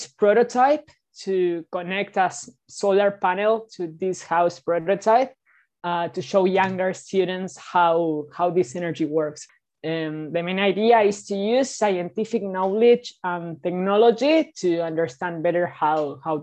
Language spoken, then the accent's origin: English; Buenos Aires, Argentina; I am 16 years old and I am from Buenos Aires, Argentina.